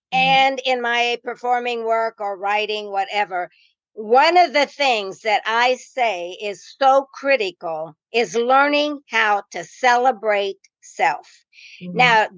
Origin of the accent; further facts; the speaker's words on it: Indiana, United States; And I came from the North, a little Indiana, which is not that much, but it's got the influence from Chicago and some bigger cities.